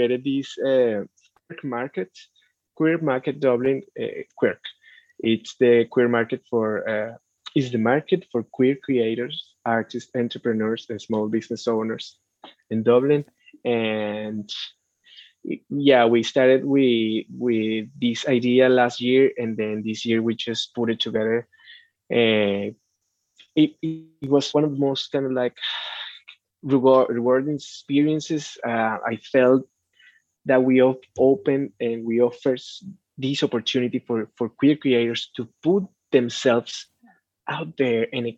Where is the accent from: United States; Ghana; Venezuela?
Venezuela; moved away